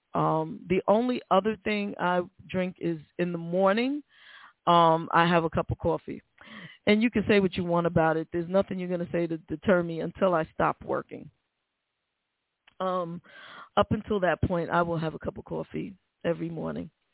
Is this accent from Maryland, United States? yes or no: no; New York City, New York, United States; moved away; I've been on the Cross Bronx Express back and forth all my life. I'm from the Bronx.